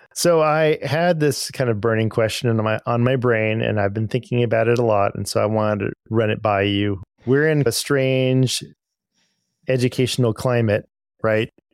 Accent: Arcadia, Pasadena, San Gabriel Valley area, Southern California, United States; moved away; I'm originally from Southern California. Um, I grew up in, um, the Arcadia, Pasadena, San Gabriel Valley area

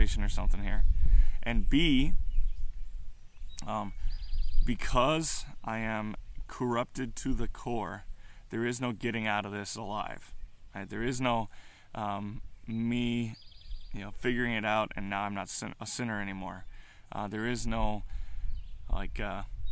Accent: United States; as American Christians, millennial Christians

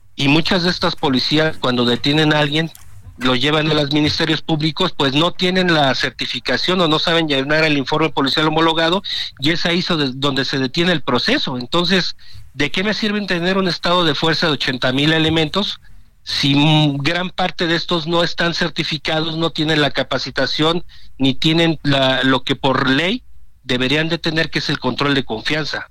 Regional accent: Tierra Caliente, Michoacán, Mexico; moved away; si me voy a mi tierra, lo que es la parte de Tierra Caliente Michoacana

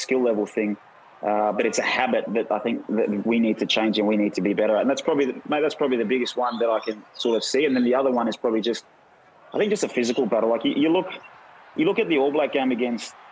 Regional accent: Australia; as Australian rugby players

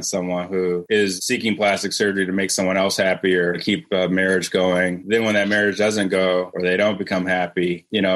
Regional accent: Cleveland, Ohio, United States; moved away as an adult; now in Atlanta, United States; I'm from Cleveland

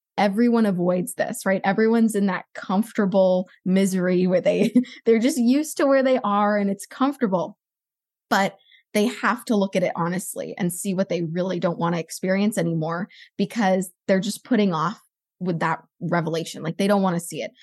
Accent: Los Angeles, California, United States; I grew up in Los Angeles

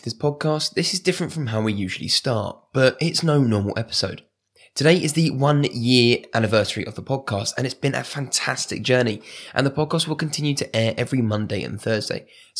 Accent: United Kingdom; I know it's hard because we're British and talking about ourselves is hard

